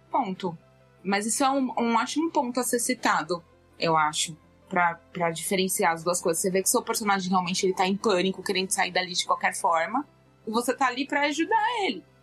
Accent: São Paulo, Brazil; Eu sou de São Paulo

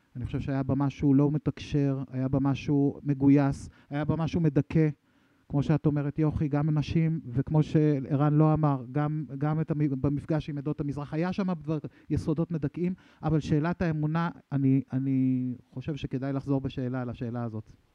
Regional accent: Sha'ar HaGolan, Northern District, Israel; אני, אני מקיבוץ שער הגולן, לא מקריית שמונה

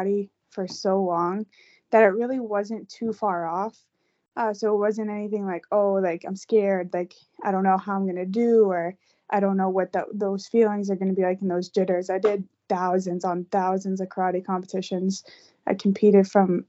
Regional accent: Tewksbury, Massachusetts, United States; also born or lived in North Carolina; I'm from Tewksbury, Mass. I've lived there pretty much my whole life.

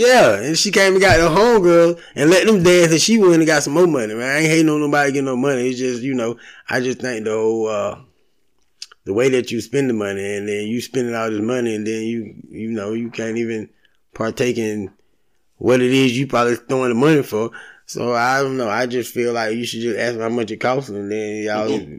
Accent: Valdosta, Georgia, United States; moved away; I'm from Valdosta, graduated. My family still stay down there

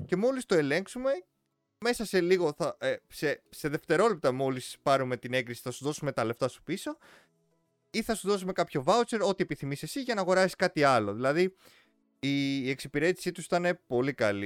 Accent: Greece; εμείς σαν Έλληνες

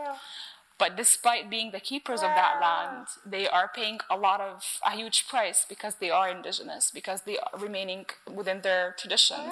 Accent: Cairo, Cairo Governorate, Egypt; I was brought up in Cairo

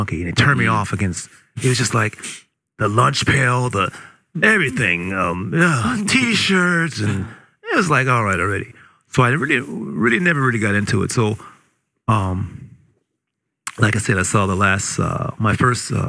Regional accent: California, United States; I'm born in California

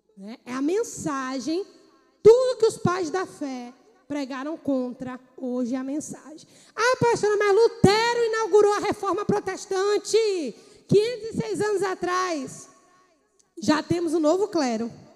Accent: Bahia, Brazil; moved away; Eu morava na Bahia, sou baiana

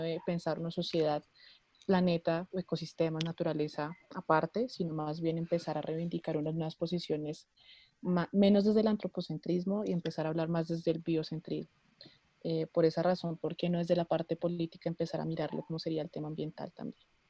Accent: Bogotá, Colombia; soy de Bogotá, Colombia

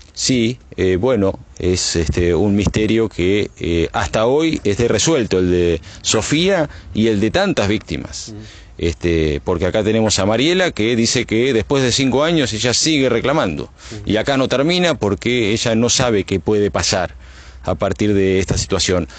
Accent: Buenos Aires, Argentina; Soy de la capital federal

